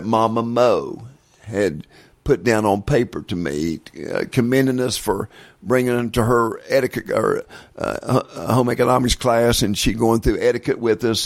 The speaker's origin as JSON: {"language": "English", "region": "West Virginia", "country": "United States", "tie": "born or raised there", "said": "when I was growing up in West Virginia, our grade schools played against each other"}